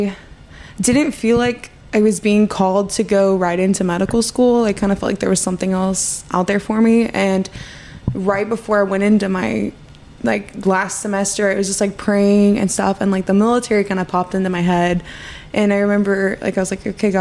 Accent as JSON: {"language": "English", "town": "Ash Grove", "region": "Missouri", "country": "United States", "tie": "born or raised there", "also_born_or_lived": "Springfield, Missouri", "said": "I grew up in Ash Grove, Missouri, which is like 30 minutes from Springfield"}